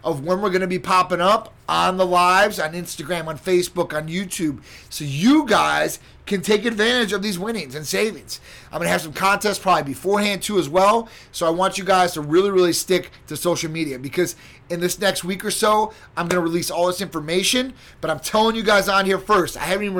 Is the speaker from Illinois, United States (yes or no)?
yes; Chicago, Illinois, United States; now in Florida, United States; And that's my hometown